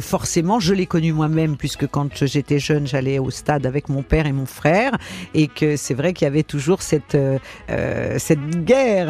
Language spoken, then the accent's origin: French; Lyon, Auvergne-Rhône-Alpes, France; moved away as an adult; also born or lived in Paris; je suis née à l'hôpital Saint-Joseph dans le 7e arrondissement